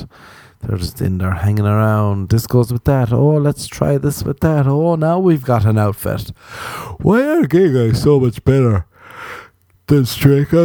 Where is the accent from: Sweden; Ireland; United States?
Ireland; I'm an Irish man